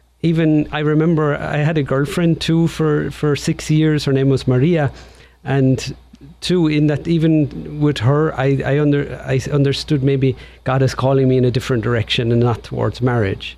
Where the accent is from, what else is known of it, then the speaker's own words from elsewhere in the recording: County Tipperary, Munster, Ireland; accent: Irish; moved away as an adult; now in Portland, United States; I was born in Tipperary, County Tipperary in Ireland, and I grew up there at home with my parents